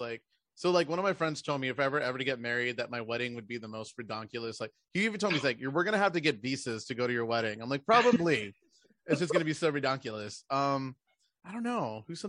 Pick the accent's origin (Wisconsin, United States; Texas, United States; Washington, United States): Texas, United States; I'm from Texas.